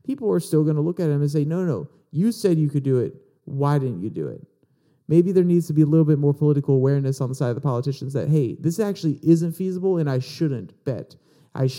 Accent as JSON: {"language": "English", "country": "United States", "said": "as American people"}